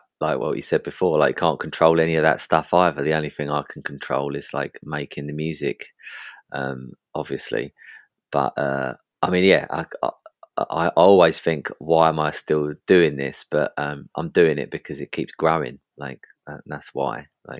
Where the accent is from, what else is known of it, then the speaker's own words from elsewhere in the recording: East of England, United Kingdom; In Essex.